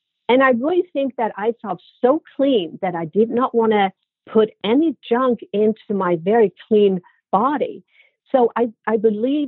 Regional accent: Sweden; moved away; growing up in Sweden, in my family, we all have a very sweet tooth

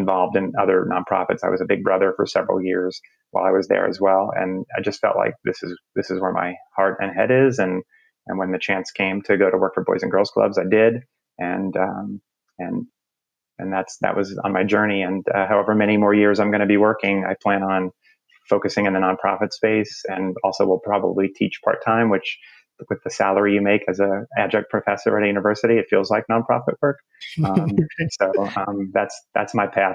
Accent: New Jersey, United States; moved away as an adult; also born or lived in New York; now in Atlanta, United States; I grew up in North Jersey, so maybe right outside the city.

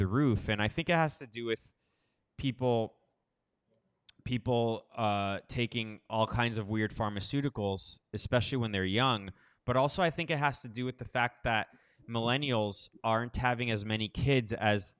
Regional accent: Miami, Florida, United States; also born or lived in Los Angeles, United States; now in Costa Rica; I grew up in Miami, Florida

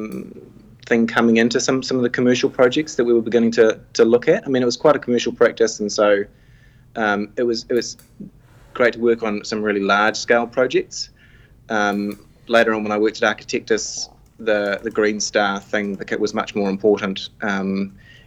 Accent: Paeroa, Waikato, New Zealand; moved away as an adult; also born or lived in Auckland; I grew up in the Waikato, so in Pairoa

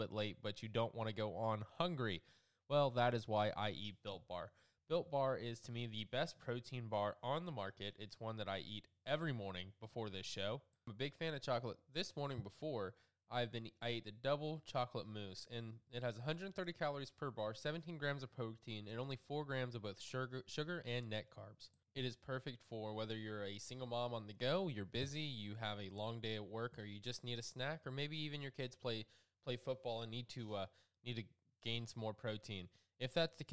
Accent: South Georgia, United States; I'm from South Georgia

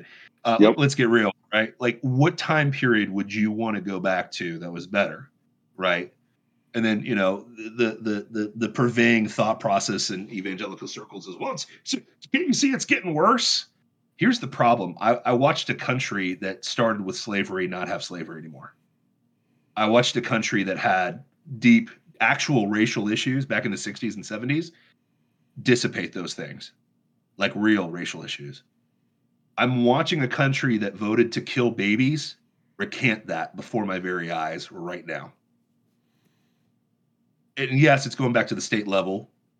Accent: Michigan, United States; And I know that because I'm from Michigan.

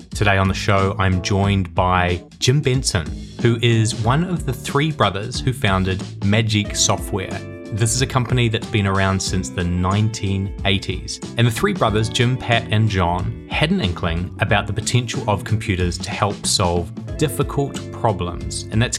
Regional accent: Napier, Hawke's Bay, New Zealand; We were based in Napier, my hometown

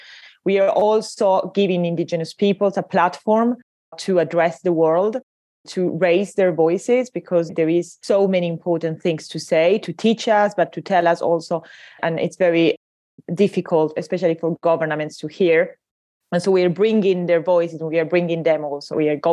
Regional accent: Paris, Île-de-France, France; I'm from Paris thinking I would escape the tourists, but no, they're all here too.

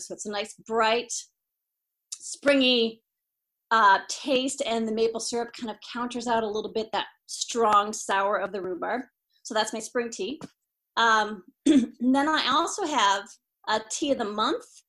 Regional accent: Iowa, United States; I'm from Iowa, come from a long line of Iowa farmers

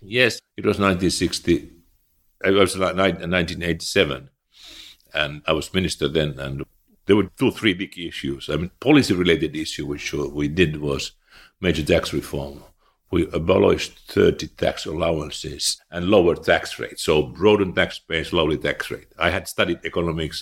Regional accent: Eastern Finland, Finland; I was born in eastern Finland.

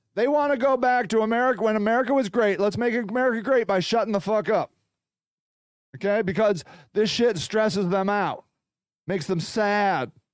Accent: United States; a proud American, which I am

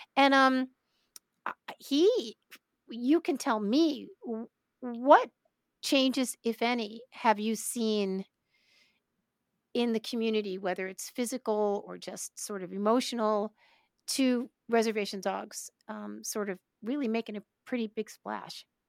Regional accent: Brooklyn, New York, United States; I'm from Brooklyn.

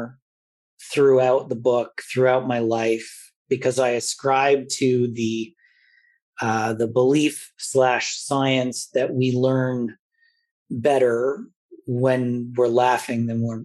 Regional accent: Toronto, Ontario, Canada; growing up in Toronto in a very multicultural city at the time

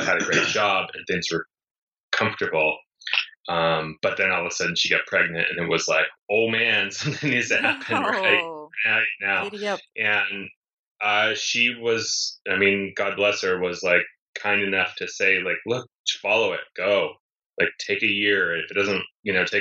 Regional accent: East Coast, United States; moved away as an adult; also born or lived in New York; now in Los Angeles, United States; I grew up in the East Coast where it snowed a lot.

